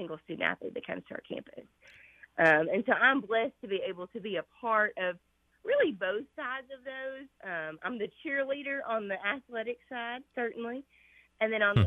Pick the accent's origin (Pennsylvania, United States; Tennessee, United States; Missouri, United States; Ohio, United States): Tennessee, United States; Red Boiling Springs; I grew up playing sports at a really, really small school. So I'm from Red Bull and Springs, Tennessee